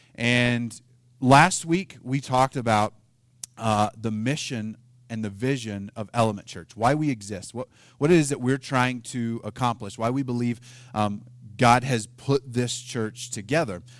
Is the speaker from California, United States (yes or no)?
no; Oklahoma, United States; I'm from Oklahoma. We don't pronounce things like